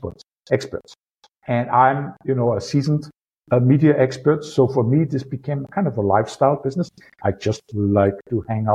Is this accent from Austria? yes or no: yes; Austria; accent: Austrian; my Austrian accent